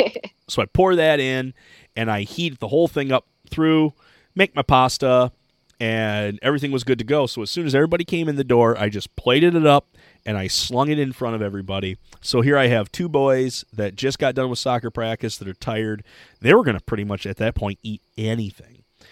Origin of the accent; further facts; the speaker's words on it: Michigan, United States; We're from Michigan. She's Dutch. I'm Scottish.